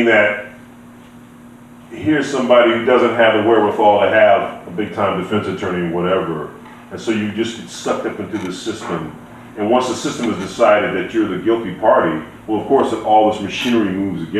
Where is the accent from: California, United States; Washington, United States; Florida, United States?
California, United States; Los Angeles; I grew up in South Central.